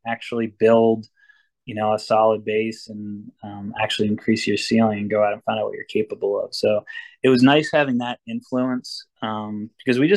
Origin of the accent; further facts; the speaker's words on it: Vermont, United States; also born or lived in Cape Cod, Massachusetts; now in New Hampshire, United States; I grew up in Vermont, and I was in Cape, and now I'm up in New Hampshire in the White Mountains